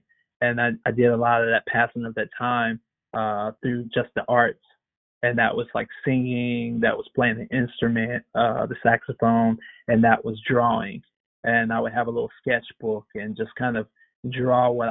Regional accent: Blythe, Georgia, United States; I grew up in Blythe. It's kind of on the outskirts of Augusta, Georgia

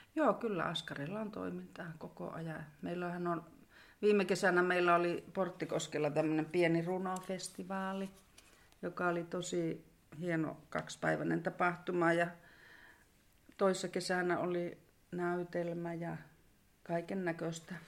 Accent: Sodankylä, Lapland, Finland; also born or lived in Kittilä; tällä välillä olen sitten välillä asunut muuallakin, mutta sanotaan, että suurimman osan elämästäni olen asunut Askassa

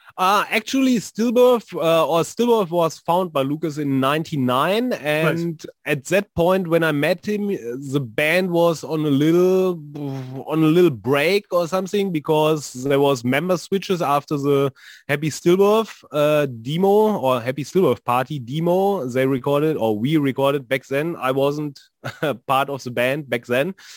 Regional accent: North Rhine-Westphalia, Germany; And here in uh, in Dortmund, which is a city also here in NRW

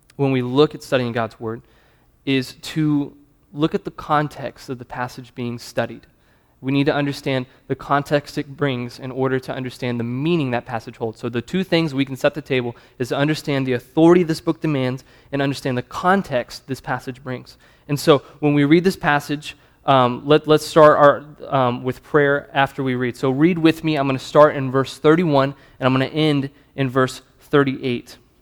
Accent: South Carolina, United States; accent: Southern; moved away as an adult; also born or lived in New Hampshire; now in Louisville, United States; I'm from South Carolina. I'm Southern

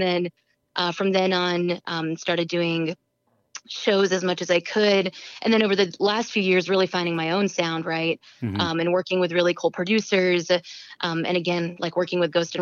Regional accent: Houston, Texas, United States; now in San Francisco, United States; I'm originally from Houston, Texas, but I've been living out in San Francisco for the last about 4.5 years.

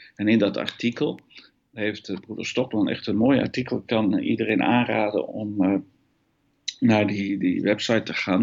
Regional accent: Netherlands; accent: Hollands; moved away as an adult; also born or lived in Eindhoven; now in Belgium; ik een Hollands accent heb om te beginnen. Dat komt omdat ik Nederlander ben

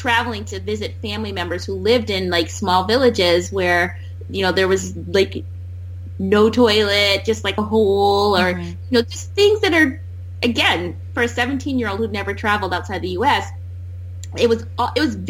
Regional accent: Wisconsin, United States

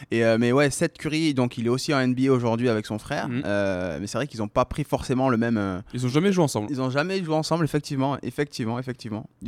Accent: Amiens, Hauts-de-France, France; born there; Je suis né à Amiens.

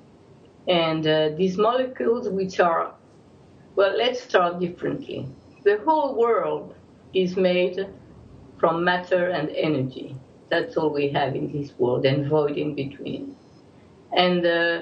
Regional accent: Algeria; now in Jerusalem, Israel; I was born in Algeria

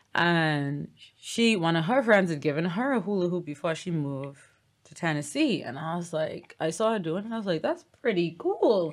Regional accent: Bahamas; Ain't nothing like my sweet Bahama land

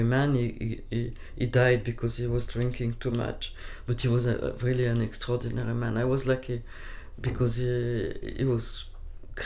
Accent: Paris, Île-de-France, France; I was lucky enough to be born in a nice clinic, and I grew up in Paris

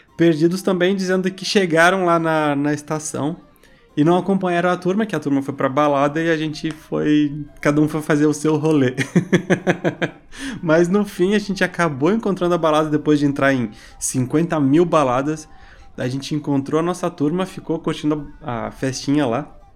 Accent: Brazil; sou brasileiro, mas tô fugindo da polícia em Paris.

